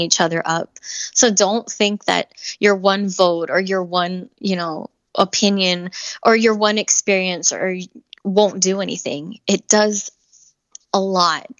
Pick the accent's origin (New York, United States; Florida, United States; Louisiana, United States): Florida, United States; Miami; being from Miami, being multicultural